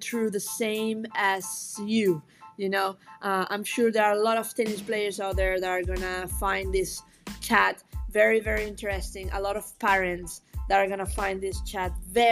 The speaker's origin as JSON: {"language": "English", "country": "Venezuela", "moved": "yes", "lives_now": "Hong Kong", "said": "I'm from Venezuela. I'm currently working in Hong Kong in a tennis academy."}